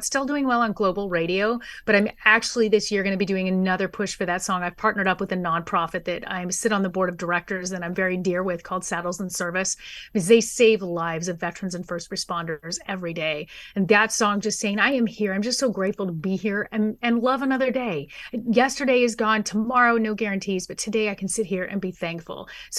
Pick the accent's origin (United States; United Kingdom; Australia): United States; San Dimas, California; I was born and raised in San Dimas, but San Diego's been home now for about 12 years.